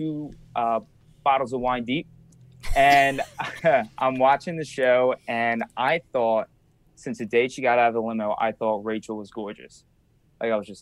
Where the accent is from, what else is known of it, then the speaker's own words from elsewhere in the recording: Wildwood, New Jersey, United States; where I'm from Wildwood, New Jersey